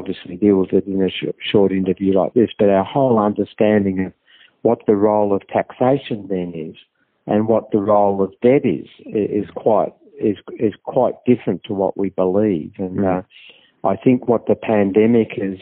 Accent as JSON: {"language": "English", "region": "Victoria", "country": "Australia", "said": "I'm from Victoria"}